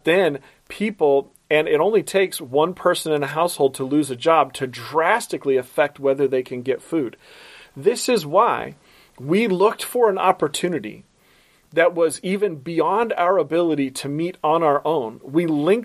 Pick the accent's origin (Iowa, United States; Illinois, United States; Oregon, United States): Oregon, United States; Portland; now in Baltimore, United States; my hometown, Portland, Oregon